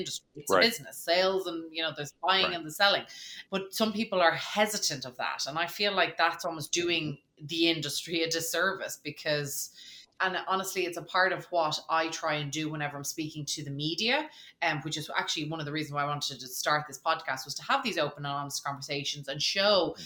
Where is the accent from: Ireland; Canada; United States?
Ireland; Dublin, Leinster; as an Irish person, you know, I'm from Dublin